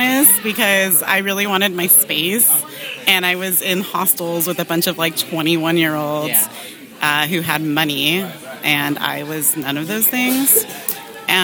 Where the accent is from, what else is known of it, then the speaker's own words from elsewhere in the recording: Los Angeles, California, United States; Born and raised in Los Angeles.